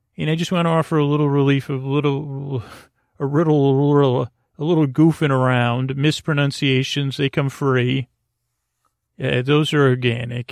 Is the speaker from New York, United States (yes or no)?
yes; Syracuse, New York, United States; born or raised there